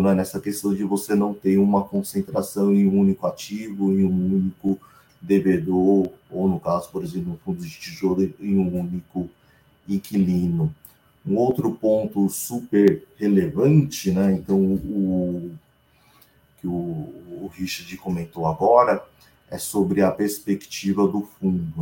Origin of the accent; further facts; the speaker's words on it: Brazil; como bom brasileiro